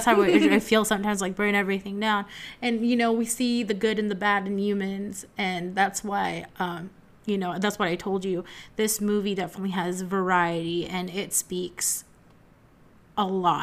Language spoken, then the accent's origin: English; United States; growing up in America, that's what you see, especially us millennials